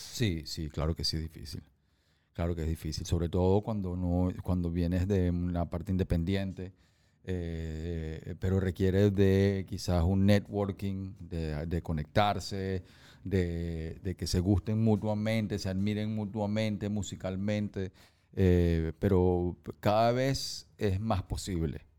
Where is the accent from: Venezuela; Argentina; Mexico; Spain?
Venezuela; en mi país